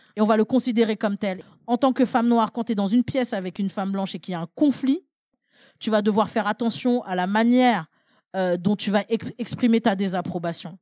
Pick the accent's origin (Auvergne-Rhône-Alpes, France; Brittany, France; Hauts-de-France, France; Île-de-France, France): Île-de-France, France; Paris; je suis née à Paris 20e